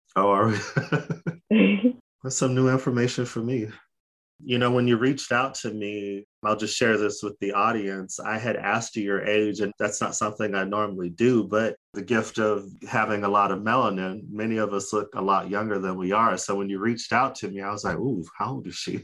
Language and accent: English; Phoenix, Arizona, United States; We're from Phoenix.